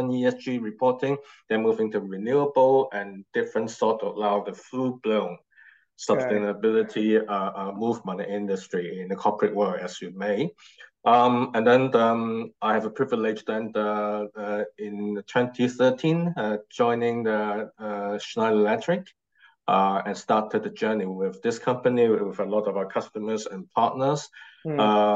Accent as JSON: {"language": "English", "country": "Hong Kong", "moved": "as an adult", "lives_now": "London, United Kingdom", "said": "I'm from Hong Kong originally, and now the past 2 years I now physically relocated and based in London, UK."}